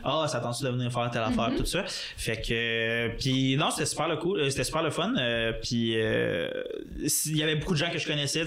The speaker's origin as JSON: {"language": "French", "town": "Gatineau", "region": "Quebec", "country": "Canada", "moved": "as an adult", "said": "c'est sûr les deux on est de Gatineau"}